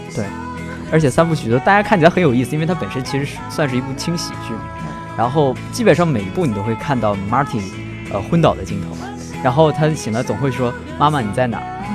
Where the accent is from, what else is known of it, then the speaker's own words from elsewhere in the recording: northern China, China; moved away; 像我这种从北方城市走出来的人